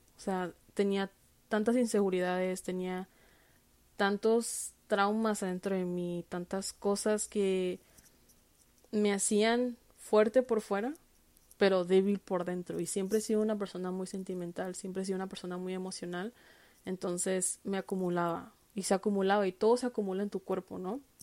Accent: Tijuana, Baja California, Mexico; moved away; yo que crecí en Tijuana

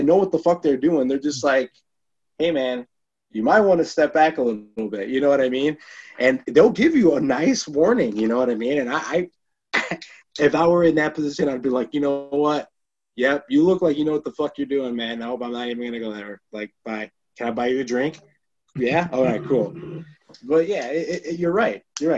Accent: Chicago, Illinois, United States; now in Northwest Indiana, United States; I was born in Chicago, then we like lived in the South Side for a little bit growing up, and then we moved to Indiana

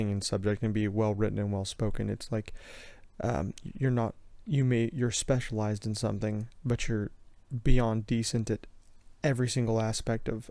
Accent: Richmond, Indiana, United States; moved away; Yeah, we're originally from the Richmond, Indiana area, originally.

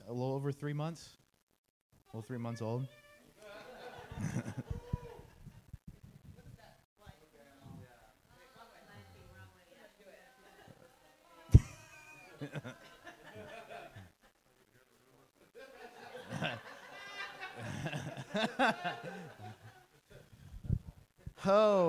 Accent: Pleasant Hill, United States; I grew up in Pleasant Hill, which is about 30 minutes from here, for about 18 years

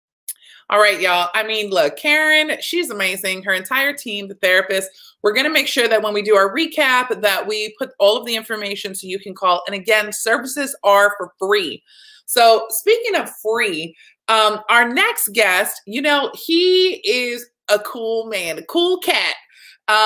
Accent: Texas, United States; I'm a hugger. I'm from Texas.

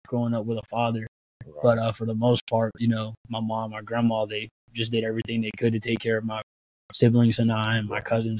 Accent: Aliquippa, Pennsylvania, United States; moved away as an adult; also born or lived in Pittsburgh, Pennsylvania; now in Eugene, United States; age two, my family moved to Aliquippa. So Aliquippa is what I know. Aliquippa is where I'm from. Aliquippa is where I was raised.

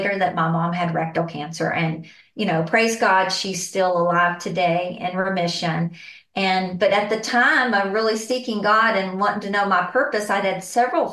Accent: San Angelo, Texas, United States; I am from San Angelo, Texas, and born and raised here

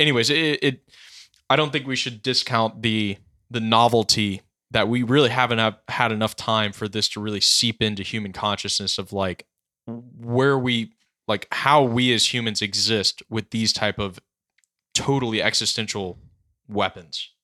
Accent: Carterville, Tennessee, United States; When I grew up in Carterville, Tennessee

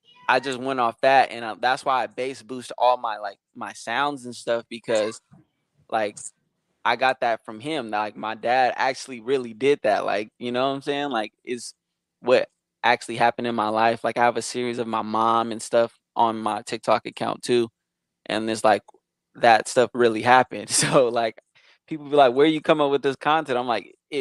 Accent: East Bay, California, United States; also born or lived in Modesto, California; I'm from Modesto, California, so that's the valley. But I actually grew up in the Bay, East Bay

